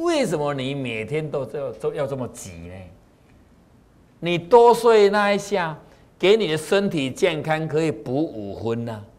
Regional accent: China; 我们中国人是讲气呀，血气血气哈。当然，美国人他是不讲气的，他们是讲血液循环，我们是讲气。

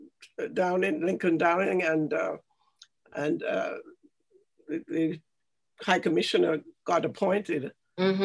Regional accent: Jamaica; now in Canada; I grew up in Jamaica and I went to a basic school in Jamaica

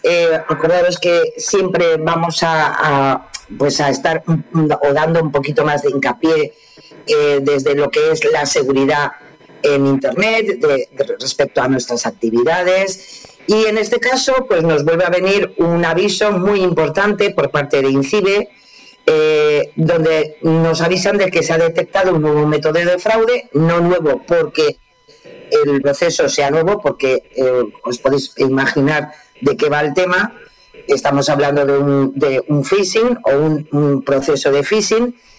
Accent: Spain; somos los españoles

